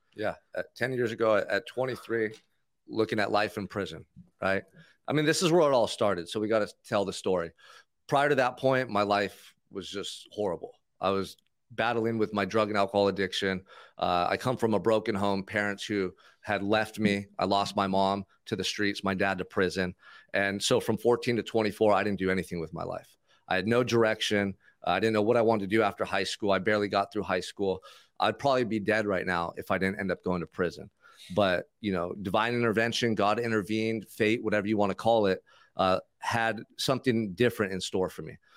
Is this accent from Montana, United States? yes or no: no; Santa Barbara, California, United States; grew up in Santa Barbara, so Isla Vista College was out across the freeway from where I grew up